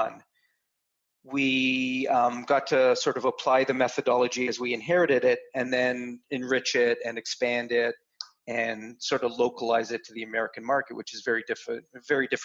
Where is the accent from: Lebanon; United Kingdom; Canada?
Canada; I'm a Canadian